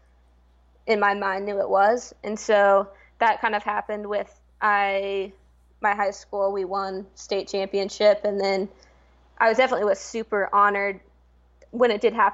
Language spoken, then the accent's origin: English; Portland, Oregon, United States; moved away as an adult; also born or lived in New Jersey; I am from Portland, Oregon, born and raised, grew up playing club